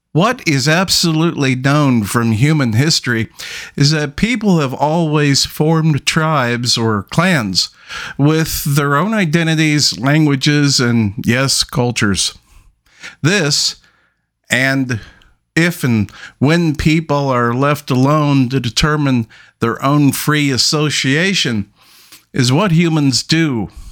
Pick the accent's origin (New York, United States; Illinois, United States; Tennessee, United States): New York, United States; New York City; I grew up in Brooklyn in one of the roughest parts